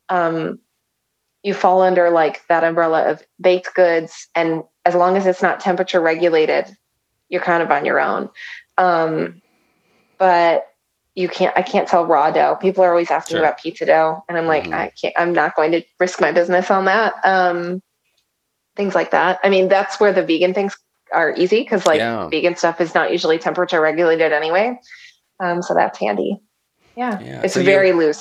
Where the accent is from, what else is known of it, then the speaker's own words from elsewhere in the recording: Chicago, Illinois, United States; moved away as an adult; now in Arkansas, United States; I'm from Chicago